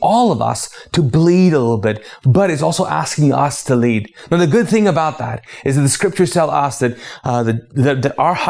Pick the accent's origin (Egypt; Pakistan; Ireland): Pakistan; also born or lived in Arab world; now in United States; because I'm a Pakistani. I'm a former Muslim. I grew up in the Arab world and then I came to the States as an immigrant and then started a church in the South.